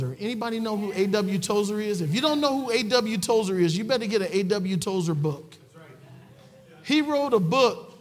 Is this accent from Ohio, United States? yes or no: yes; Cleveland, Ohio, United States; I'm a ghetto boy. I come from Cleveland, Ohio. I come from the projects